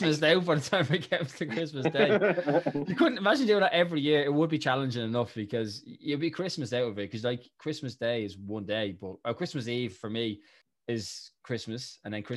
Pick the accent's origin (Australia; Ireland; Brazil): Ireland; as Irish people